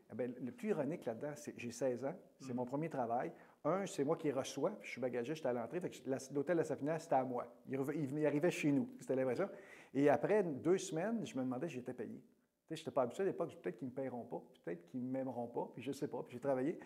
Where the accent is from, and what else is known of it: Pays-d'en-Haut, Quebec, Canada; born or raised there